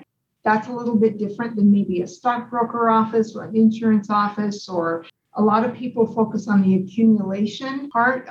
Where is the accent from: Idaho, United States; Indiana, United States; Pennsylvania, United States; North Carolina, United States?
Idaho, United States; now in Arizona, United States; I grew up in Idaho